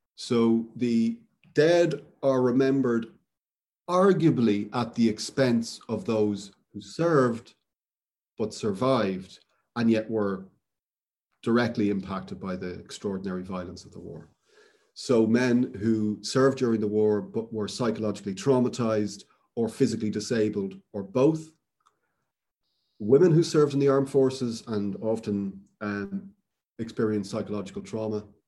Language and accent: English; Dublin, Leinster, Ireland; moved away; I grew up in Dublin where there's an enormous obelisk to Wellington in the Phoenix Park